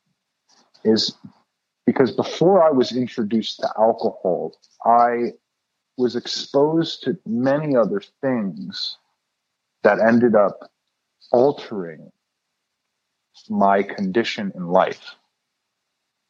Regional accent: Los Angeles, California, United States; now in Oakland, United States; I was born and raised in Los Angeles, California. I currently live in Oakland in the Bay Area.

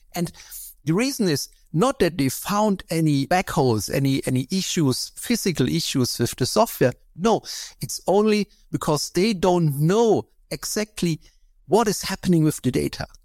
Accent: East Germany, Germany; I grew up in East Germany

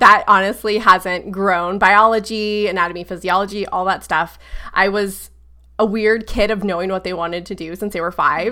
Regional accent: Brevard County, Central Florida, United States; I like to say Central Florida, like Orlando, 'cause no one really knows, like, Brevard County

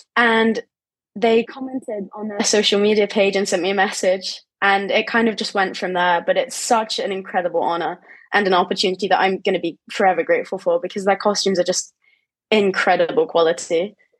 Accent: England, United Kingdom; in my home country

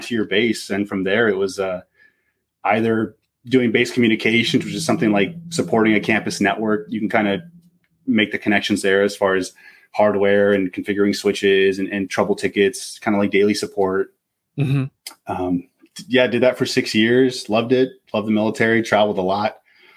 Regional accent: Pacific Northwest, United States; I'm from the Pacific Northwest

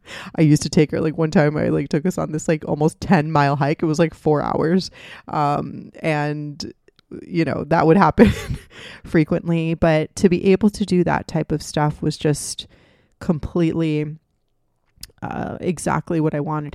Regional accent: Miami, Florida, United States; also born or lived in Gainesville, Florida / Tampa, Florida / Boston / Redondo Beach, California; I was born and raised in Miami. and I'm living back in Miami now

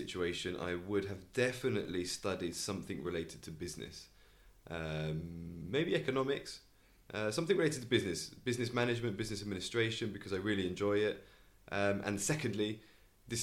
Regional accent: Canterbury, South East England, United Kingdom; also born or lived in Albacete, Spain; Grew up in Canterbury, in England.

